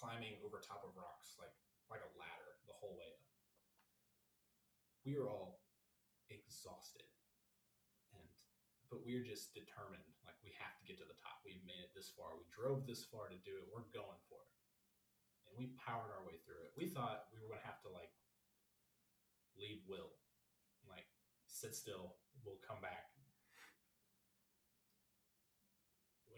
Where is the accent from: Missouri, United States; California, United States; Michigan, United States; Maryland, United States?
Missouri, United States; we're from Missouri